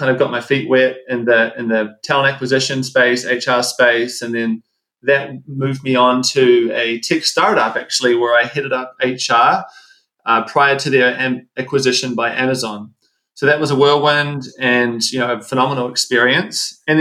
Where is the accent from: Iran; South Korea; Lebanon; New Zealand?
New Zealand; moved away as an adult; also born or lived in Seattle / Los Angeles; now in United States; So I'm from New Zealand. You probably hear the accent come through. Uh, lived in the States for, for some time now.